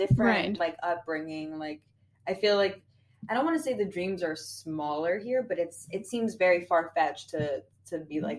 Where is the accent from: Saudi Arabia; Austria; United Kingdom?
Austria; where are you from? And I was like, Austria.